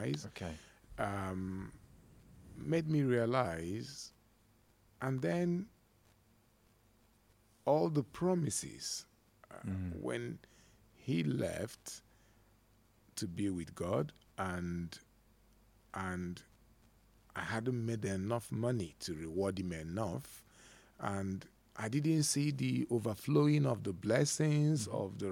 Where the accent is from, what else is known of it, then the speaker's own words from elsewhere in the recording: Nigeria; among us Nigerians